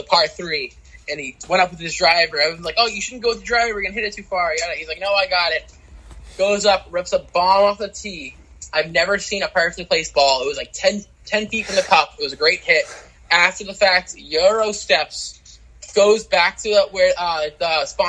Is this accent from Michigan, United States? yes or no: yes; Ann Arbor, Michigan, United States; I'm actually from Ann Arbor